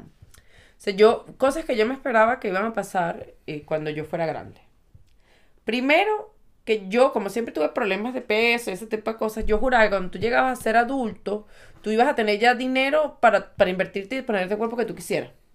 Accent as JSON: {"language": "Spanish", "country": "Venezuela", "moved": "yes", "said": "somos venezolanos"}